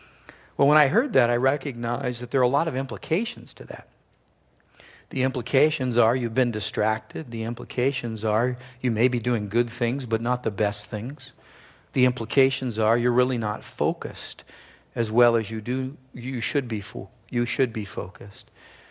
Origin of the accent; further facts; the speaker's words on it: Simi Valley, California, United States; he pastors in the hometown I grew up in Simi Valley, California.